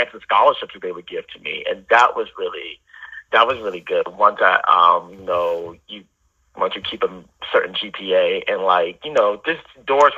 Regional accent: United States; also born or lived in New Orleans, Louisiana / Houston suburbs, Texas; half my life, I grew up in New Orleans, and then in the other half, I grew up in the suburbs of Houston

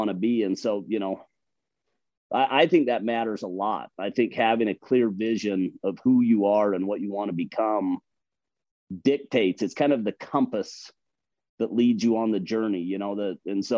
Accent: Logan, Utah, United States; I grew up in Logan. I grew up in Cache Valley

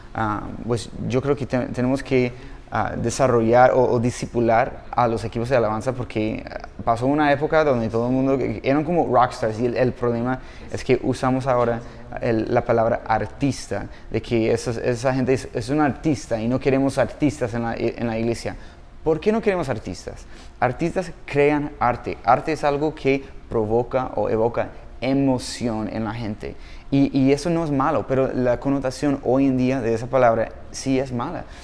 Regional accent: Los Angeles, California, United States; Spanish is a second language; moved away; yo soy de Los Ángeles, California

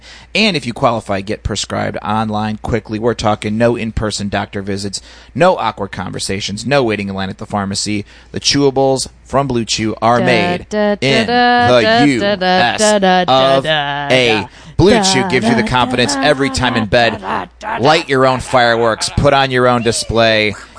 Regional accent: Indiana, United States; I come from Indiana

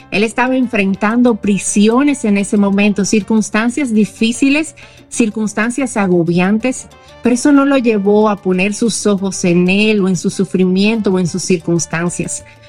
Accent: Santo Domingo, Distrito Nacional, Dominican Republic; soy de Santo Domingo

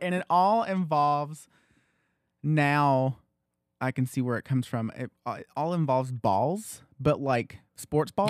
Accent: Loudon, Tennessee, United States; I was born in the Loudon, h, there was a hospital in Loudon

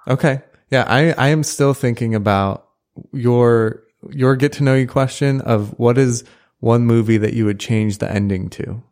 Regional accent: St. Louis, Missouri, United States; moved away as an adult; now in College Station, United States; I'm from Saint Louis and went to college up there

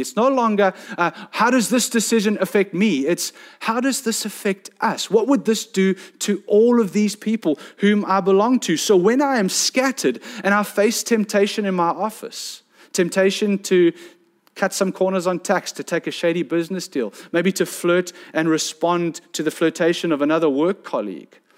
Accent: South Peninsula, Western Cape, South Africa; I come from South Penn, where I see the trek netters go out all the time

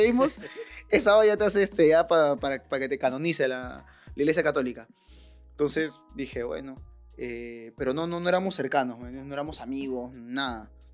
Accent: Lima, Peru; yo nací en el Rima, que un callejón pues, este, de lo más peligroso

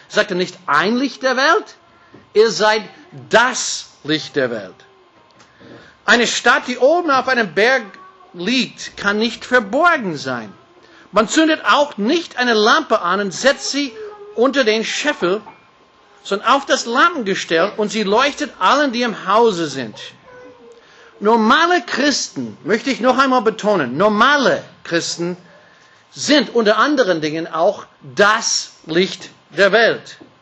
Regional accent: United States; German is a second language; now in Austria; Das ist etwas leichter für mich als Amerikaner.

